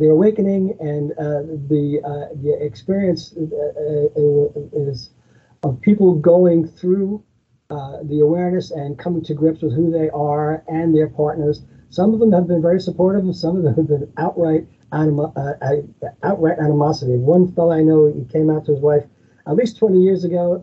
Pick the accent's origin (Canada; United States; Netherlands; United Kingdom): United States; Long Island, New York; I'm originally from Long Island myself, and I've been living here for over 30 years